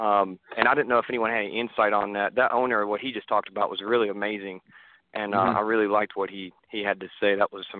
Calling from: Raleigh, North Carolina, United States; Hey, this is …, Raleigh, North Carolina.

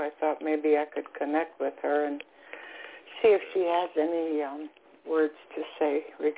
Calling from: South Florida, United States; I'm calling from South Florida.

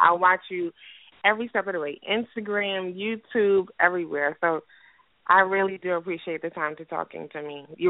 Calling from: New York City, New York, United States; calling from the Bronx.

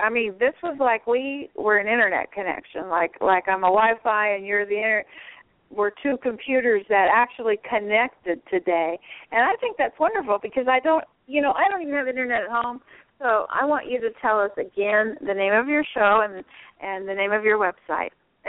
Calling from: Florida, United States; from Southwest Florida.

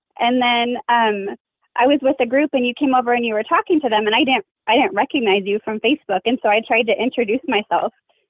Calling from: Boise, Idaho, United States; I am in my office at home. And I'm in Boise, Idaho.

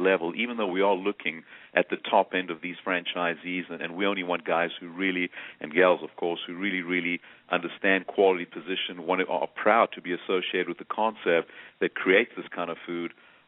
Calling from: Atlanta, Georgia, United States; I'm calling from Atlanta, Georgia.

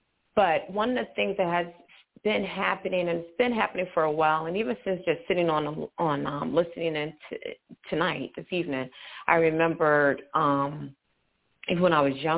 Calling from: Charlotte, North Carolina, United States; I'm actually physically in Charlotte, North Carolina.

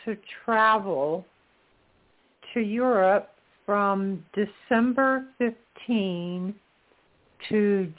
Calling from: Florida, United States; I'm calling from Florida. My birthday is, thank you, 9/8/55, so I am a Virgo.

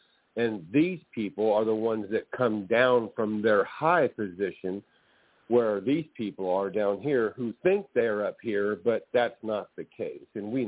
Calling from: California, United States; I'm calling from California.

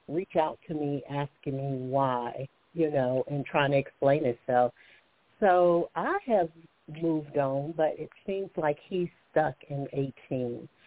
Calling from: Alabama, United States; I'm calling from Alabama

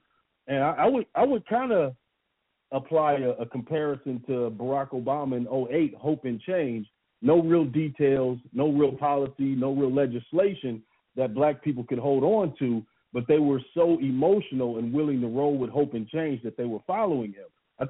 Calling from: Atlanta, Georgia, United States; Yeah, this is … in Atlanta.

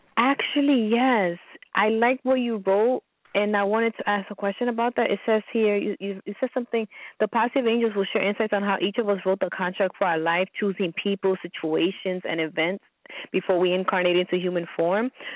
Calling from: New York, United States; I'm calling from New York

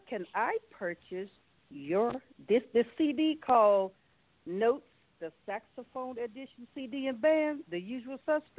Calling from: Glen Burnie, Maryland, United States; I am calling from Glen Burnie, Maryland, which typically everyone knows as the DMV, which is D.C., Maryland, Virginia.

